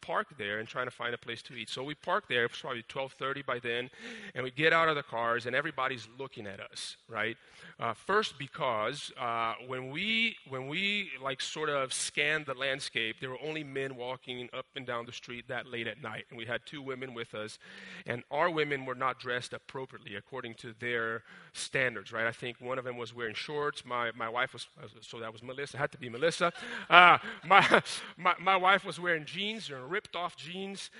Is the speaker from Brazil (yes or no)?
yes; Brazil; moved away; I grew up in Brazil